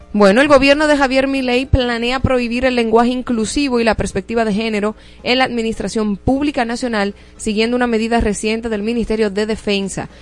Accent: Dominican Republic; mi país

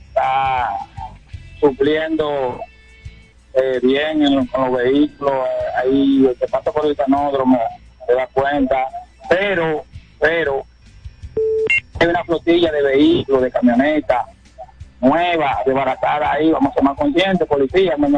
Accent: Barahona, Dominican Republic; now in Santo Domingo, Dominican Republic; soy de Barahona, y, pero vivo aquí en Santo Domingo

